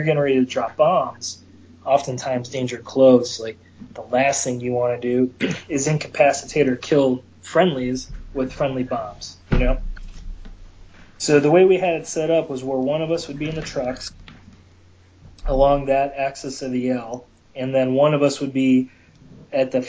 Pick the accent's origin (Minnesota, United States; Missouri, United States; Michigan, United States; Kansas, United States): Michigan, United States; I'm from Michigan